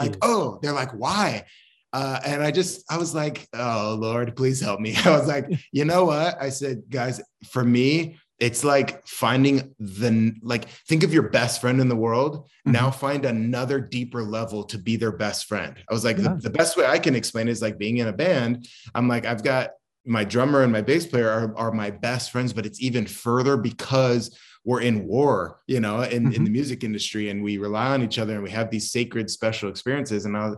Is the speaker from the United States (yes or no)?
yes; Maine, United States; born there; And then I was born in New England. I was born in Maine. And then my dad worked for the FAA. So we just traveled a ton.